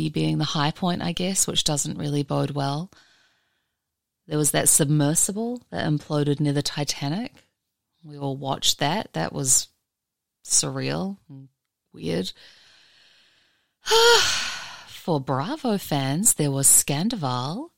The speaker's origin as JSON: {"language": "English", "country": "New Zealand", "moved": "yes", "lives_now": "Mojave Desert, United States", "said": "I'm a New Zealander"}